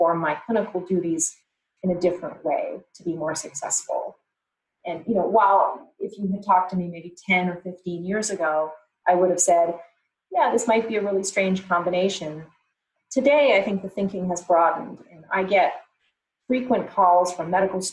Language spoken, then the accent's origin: English; Canada; growing up in Canada